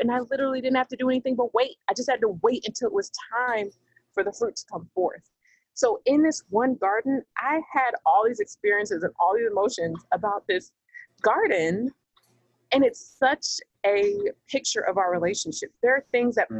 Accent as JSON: {"language": "English", "region": "the South", "country": "United States", "said": "I'm from the South. Uh, you know, I'm in the southeast part of the United States"}